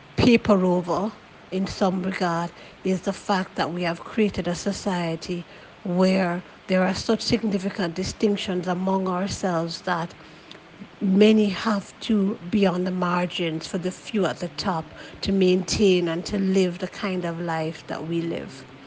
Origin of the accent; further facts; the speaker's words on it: Jamaica; I've been shaped as a Jamaican person